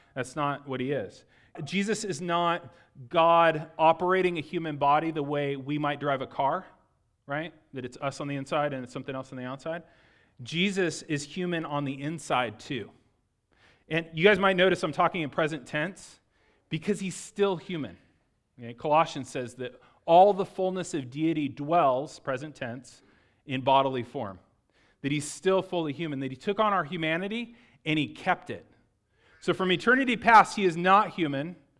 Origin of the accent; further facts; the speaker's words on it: Lakeside, California, United States; I'm from Lakeside, California, okay? So Lakeside's in East County of San Diego